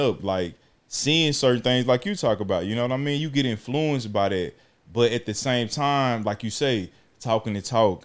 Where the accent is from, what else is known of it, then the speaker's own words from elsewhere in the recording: Texas, United States; also born or lived in Alabama; growing up in Texas, as a youngster coming from Alabama